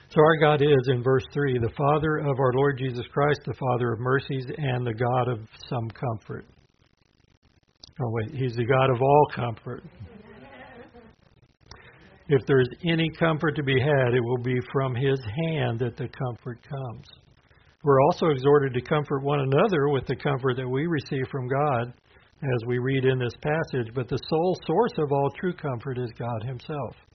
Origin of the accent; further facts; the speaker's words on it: the South, United States; Well, I'm a Southerner, but that is not a comfort, my friend.